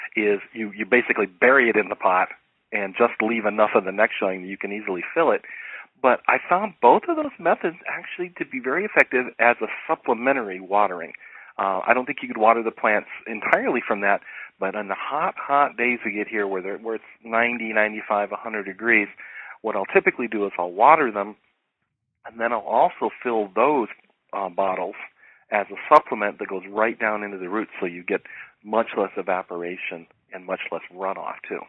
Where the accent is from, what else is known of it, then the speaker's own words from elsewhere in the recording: Ohio, United States; moved away as an adult; now in Los Angeles, United States; growing up in Ohio, where you had very defined seasons.